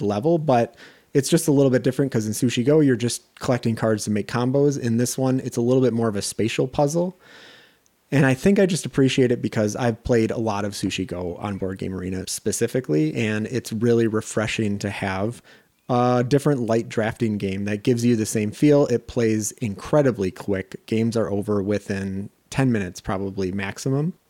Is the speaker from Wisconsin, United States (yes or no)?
yes; just outside Madison, Wisconsin, United States; moved away as an adult; also born or lived in Minnesota; I'm from Wisconsin, specifically just outside Madison